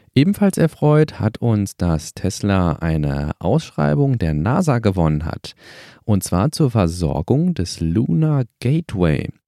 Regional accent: Germany; bei uns in Deutschland

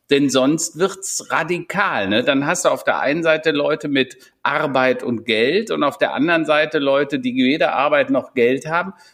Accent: Strieven, North Rhine-Westphalia, Germany; now in Hennef, Germany; ich komme ja nicht hier aus Hennef, sondern aus Strieven, so ein äh, 200 Seelendorf tatsächlich, extrem behütet. Irgendwie war jeder war Onkel und Tante und alle kümmerten sich.

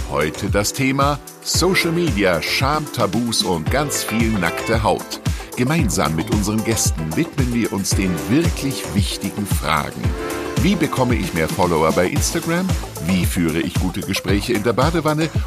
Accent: Hamburg, Germany; ich bin Hamburgerin

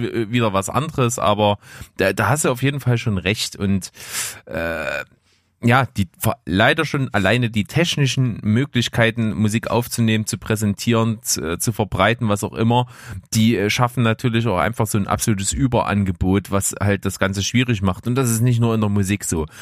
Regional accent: Germany; bei uns in Deutschland

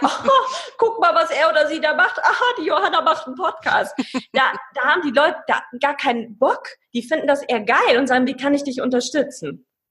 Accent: Paderborn, North Rhine-Westphalia, Germany; Paderborner Pilz, da wo ich herkomme

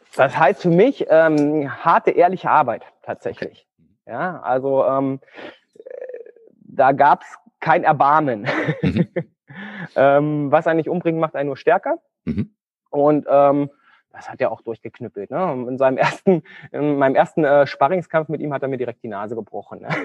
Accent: Thuringia, Germany; moved away as an adult; also born or lived in Göttingen; ich komme ursprünglich aus Thüringen. Aus Thüringen. Mhm. Also ich bin äh, ein Ostkind

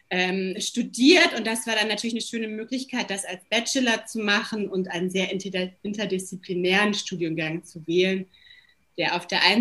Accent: Hamburg, Germany; also born or lived in Zurich, Switzerland / London, United Kingdom; 40 Jahre und lebe jetzt seit äh, fünf Jahren wieder in meiner Heimatstadt Hamburg. Vorher war ich fünf Jahre in Zürich und fünf Jahre in London, wo ich auch studiert habe

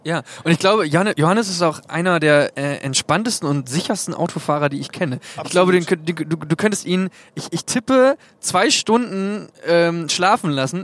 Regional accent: Hagen, Germany; also born or lived in Osnabrück; hier in, in Hagen, wo wir herkommen

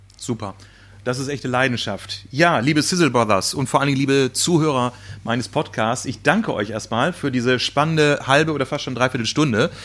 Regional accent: North Rhine-Westphalia, Germany; in meiner Heimat, äh, Ostwestfalen

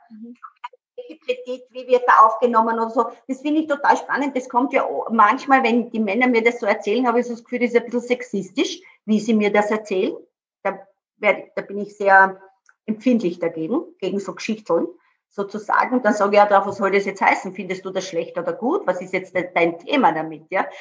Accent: Burgenland, Austria; ich komme ja auch aus dem Burgenland

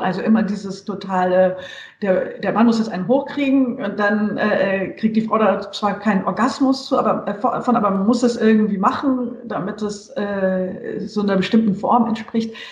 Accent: Germany; also born or lived in Munich, Bavaria / Hesse / Saarland; ich bin aus Westdeutschland, aus München und in Hessen und im Saarland aufgewachsen

